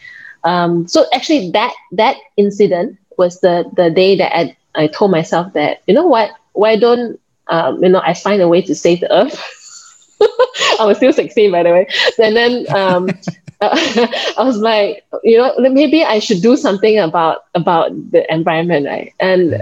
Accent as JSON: {"language": "English", "region": "Penang", "country": "Malaysia", "tie": "born or raised there", "said": "I'm actually from Penang. So it's an island north side of Malaysia"}